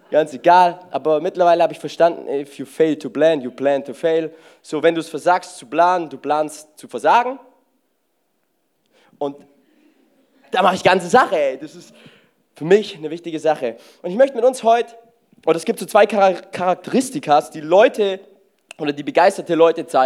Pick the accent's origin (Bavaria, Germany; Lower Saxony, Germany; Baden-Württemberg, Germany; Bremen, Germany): Baden-Württemberg, Germany; Ich denke mir so, ich bin Schwabe und außerdem, wenn die 30 Euro, die müssen sich ja auch lohnen.